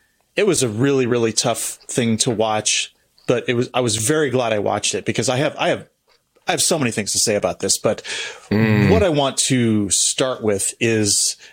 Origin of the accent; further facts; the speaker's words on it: United States; as an American